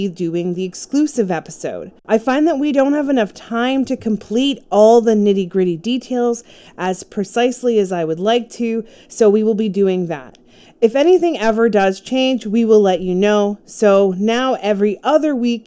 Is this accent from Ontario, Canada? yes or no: yes; Durham Region, Ontario, Canada; I grew up in the Durham region between the ages of 8 and 23, and the Pickering Beach area in Pickering, Ontario, I actually worked pretty close to where they went missing